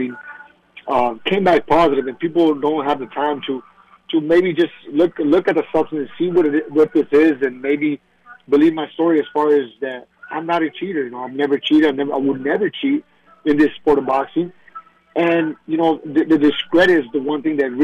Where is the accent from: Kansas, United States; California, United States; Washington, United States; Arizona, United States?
Arizona, United States; Tucson; back in my hometown in Tucson, Arizona, and having my people be there